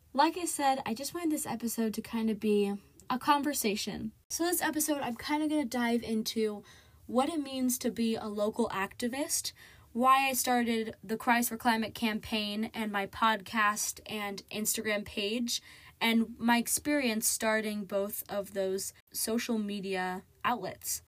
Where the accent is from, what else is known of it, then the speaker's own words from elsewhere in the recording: Marysville, Ohio, United States; I grew up in Marysville, Ohio, which is a growing town about thirty minutes, twenty, thirty minutes away from Columbus, Ohio.